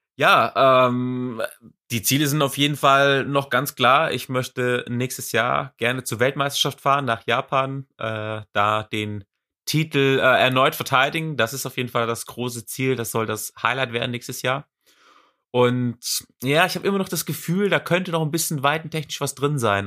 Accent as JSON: {"language": "German", "area": "Swabia", "region": "Baden-Württemberg", "country": "Germany", "tie": "born or raised there", "accent": "Swabian", "moved": "yes", "lives_now": "Leverkusen, Germany", "said": "Also ich bin ja auch äh, gebürtiger Schwab. Äh, komm ja aus Schwab"}